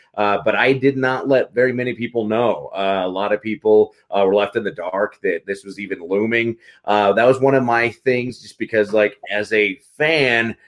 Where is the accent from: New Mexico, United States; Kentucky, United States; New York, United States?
New Mexico, United States; Carlsbad; I grew up in Carlsbad, New Mexico, a really small town in, in the Southwest